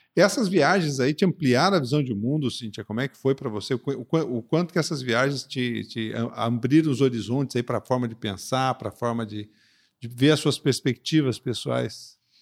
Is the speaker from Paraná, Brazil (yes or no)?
yes; Curitiba, Paraná, Brazil; moved away; also born or lived in Recife; Eu, eu Nasci em Recife e fui pra Curitiba com cinco, seis anos.